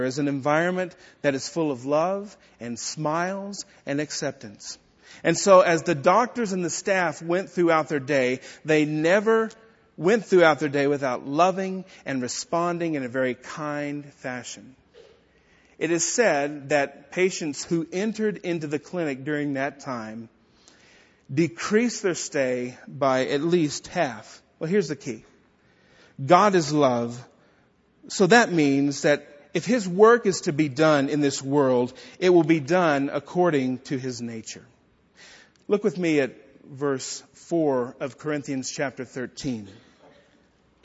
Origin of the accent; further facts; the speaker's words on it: Texas, United States; accent: Texan; In my native tongue, my Texan tongue